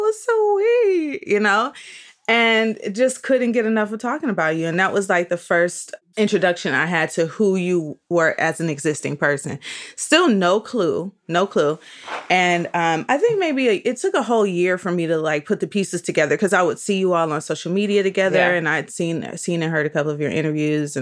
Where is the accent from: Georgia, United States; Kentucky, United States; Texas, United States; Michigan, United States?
Michigan, United States; growing up in Michigan, like me